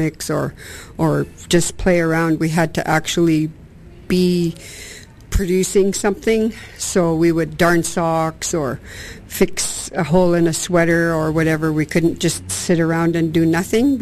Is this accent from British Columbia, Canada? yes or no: yes; Musqueam, British Columbia, Canada; I'm from Musqueam